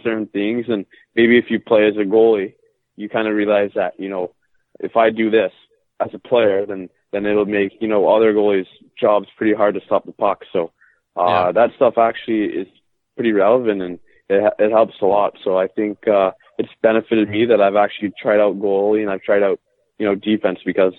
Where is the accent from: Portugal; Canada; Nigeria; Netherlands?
Canada; Toronto, Ontario; born there; also born or lived in Mississippi / Flint / Oklahoma / Orlando; I was born in Toronto, and my dad played professional hockey, so I actually lived in a lot of different places, like Mississippi and Flint and Oklahoma and Orlando and Jacksonville.